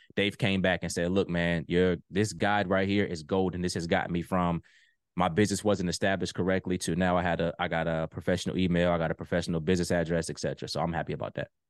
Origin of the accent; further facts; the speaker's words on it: Virginia Beach, Virginia, United States; moved away as an adult; now in Ohio, United States; So I'm originally from Virginia Beach, Virginia, but I live in Ohio now.